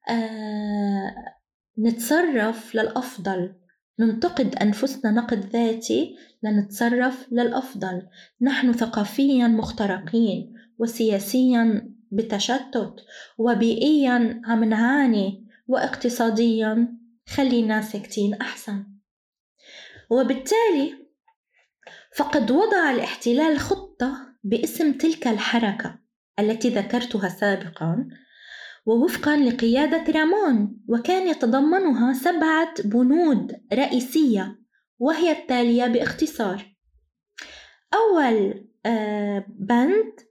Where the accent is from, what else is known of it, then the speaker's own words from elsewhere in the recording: Palestine; مش بس نحن كفلسطينيين بقصد نحن العرب كامل كاملة